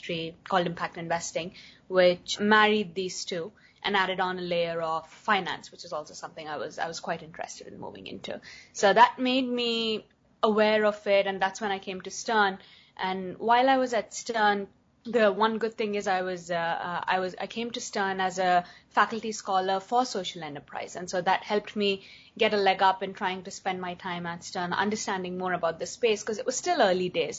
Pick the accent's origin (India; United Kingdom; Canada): India; moved away as an adult; also born or lived in United States; growing up in India